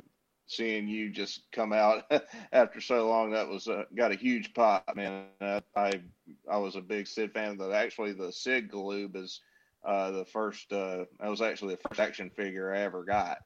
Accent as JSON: {"language": "English", "town": "Valdosta", "region": "Georgia", "country": "United States", "moved": "yes", "lives_now": "Charleston, United States", "said": "I'm in Charleston, South Carolina right now, but I'm originally from Valdosta, Georgia"}